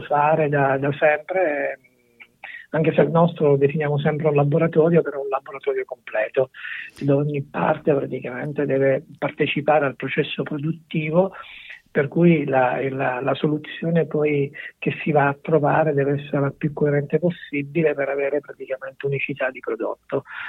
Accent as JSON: {"language": "Italian", "region": "Sicily", "country": "Italy", "tie": "born or raised there", "said": "siamo nati in Sicilia"}